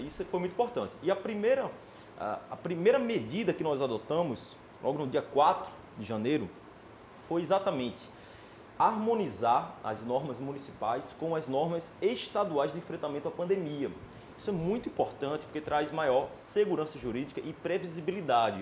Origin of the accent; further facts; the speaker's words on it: Pernambuco, Brazil; now in Porto Alegre, Brazil; sou é, natural de Pernambuco, é, mas já um gaúcho, um porto-alegrense